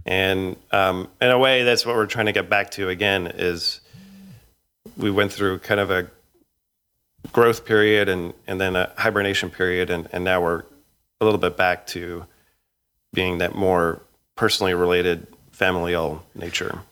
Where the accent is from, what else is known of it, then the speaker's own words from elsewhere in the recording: Edmonton, Alberta, Canada; now in United States; I grew up in Edmonton, Alberta, in a neighborhood called, uh, Woodvale in, uh, Millwoods.